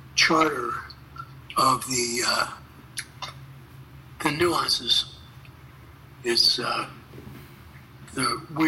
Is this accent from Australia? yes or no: no; Philadelphia, Pennsylvania, United States; moved away; Philadelphia, my hometown.